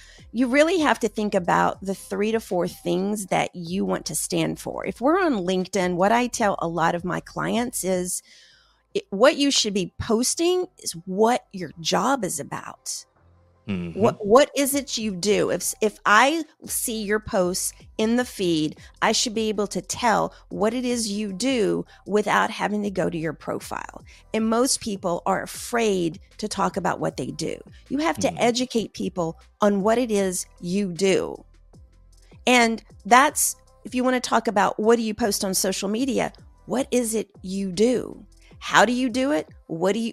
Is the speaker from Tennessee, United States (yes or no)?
yes; Tennessee, United States; moved away; also born or lived in Houston, Texas; I'm from Tennessee